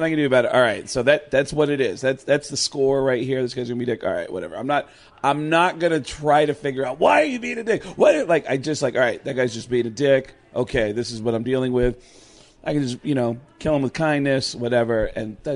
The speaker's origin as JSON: {"language": "English", "region": "Arizona", "country": "United States", "tie": "born or raised there", "said": "who I grew up with here in Arizona"}